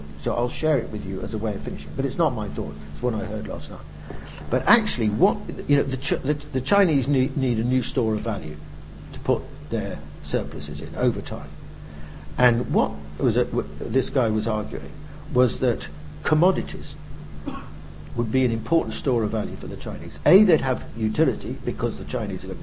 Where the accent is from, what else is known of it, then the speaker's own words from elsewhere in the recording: United Kingdom; I'm British, you know, and European